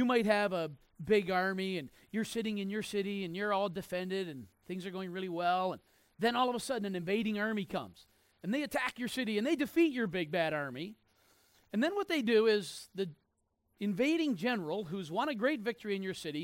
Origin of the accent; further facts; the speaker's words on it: Mizpeh, New Brunswick, Canada; I was born in Mizpeh, New Brunswick